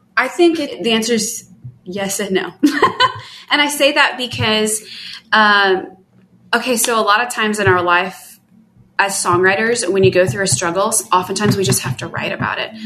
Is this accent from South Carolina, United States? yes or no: no; Atlanta, Georgia, United States; I'm from Atlanta.